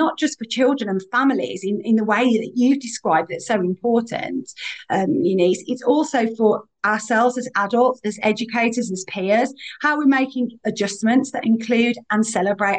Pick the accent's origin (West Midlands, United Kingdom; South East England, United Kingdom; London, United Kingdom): West Midlands, United Kingdom; Birmingham; accent: Birmingham; I am really proud to be from Birmingham